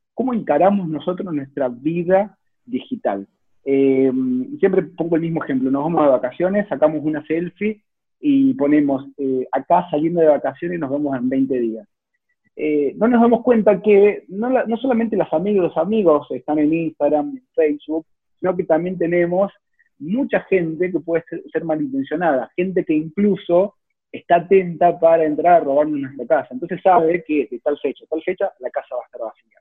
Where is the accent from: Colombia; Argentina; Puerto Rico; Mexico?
Argentina; Salta; moved away as an adult; now in Córdoba, Argentina; yo soy originalmente de Salta, hace, si bien hace 12 años que vivo en Córdoba, nací allá en Salta